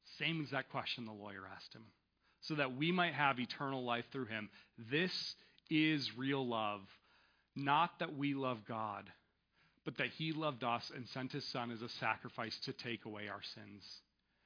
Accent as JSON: {"language": "English", "country": "United States", "said": "as Western American Christians"}